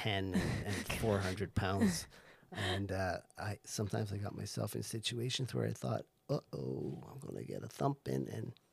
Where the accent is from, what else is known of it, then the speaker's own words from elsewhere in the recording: Barbados; moved away; When I grew up in Barbados, I went to all boys Catholic school called St. Cyprian's